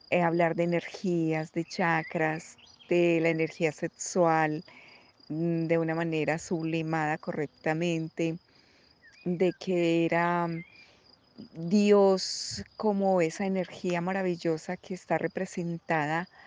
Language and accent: Spanish; Colombia; moved away as an adult; cuando yo me vine de Colombia, yo apoyé a mi hijo en los primeros primeros dos años de su carrera y fui la persona que le pagaba su universidad